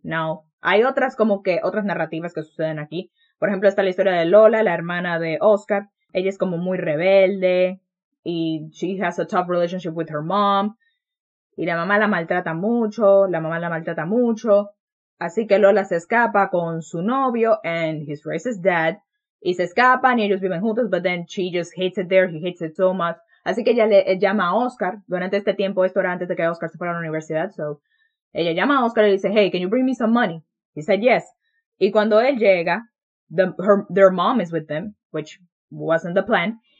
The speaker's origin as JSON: {"language": "Spanish", "country": "Dominican Republic", "said": "I'm also like not your typical Dominican, como podemos ver por mi voz y mi forma de hablar"}